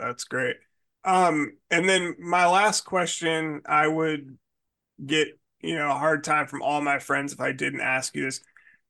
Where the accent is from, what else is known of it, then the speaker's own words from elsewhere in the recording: Pacific Northwest, United States; Growing up in the Pacific Northwest, we're about as far away from like NASCAR racing as you can get